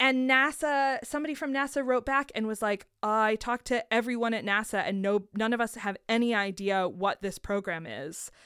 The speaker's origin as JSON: {"language": "English", "country": "United States", "said": "as an American"}